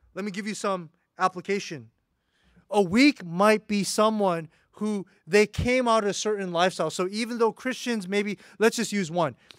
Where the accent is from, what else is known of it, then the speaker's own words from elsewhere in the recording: United States; an American